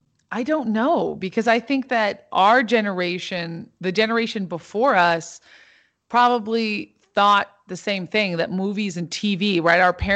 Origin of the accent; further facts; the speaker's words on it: Santa Barbara, California, United States; also born or lived in Los Angeles / New York; Yeah, I grew up in Santa Barbara and also in Los Angeles and in New York as well. So I grew up in New York when I was 10 years old